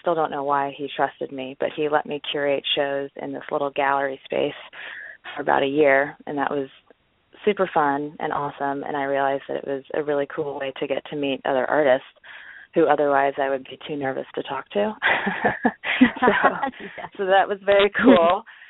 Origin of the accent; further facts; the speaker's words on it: Orange County, California, United States; moved away as an adult; also born or lived in San Francisco; now in Los Angeles, United States; I'm from Orange County, and then I moved to San Francisco for school, and I stayed there for about 11 years